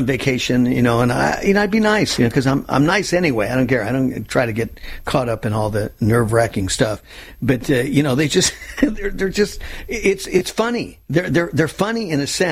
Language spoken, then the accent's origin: English; California, United States; I was born and raised in California.